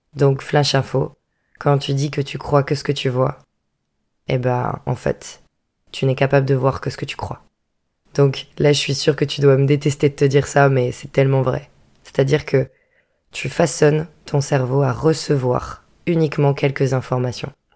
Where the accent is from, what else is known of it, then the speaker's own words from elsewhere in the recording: Vendée, Pays de la Loire, France; moved away as an adult; also born or lived in Bordeaux; je viens de Vendée